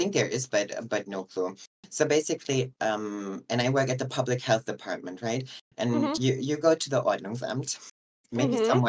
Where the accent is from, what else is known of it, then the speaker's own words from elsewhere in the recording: Germany; English is a second language; I'm 30 years old. I'm from Germany, born and raised here.